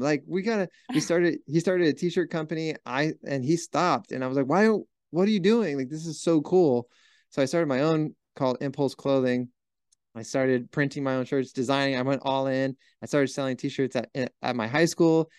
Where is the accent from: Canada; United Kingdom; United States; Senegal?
United States; Huntington Beach, California; born or raised there